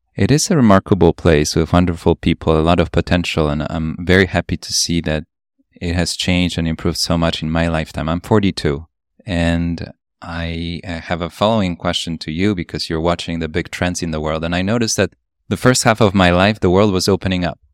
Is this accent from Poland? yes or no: yes; Poland; also born or lived in Upper East Side, New York; now in New York, United States; I grew up in Poland